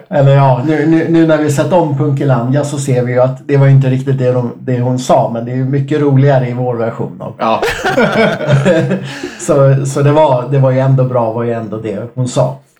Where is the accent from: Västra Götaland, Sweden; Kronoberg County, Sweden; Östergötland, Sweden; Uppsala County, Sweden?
Uppsala County, Sweden; Enköping; jag är ju från Enköping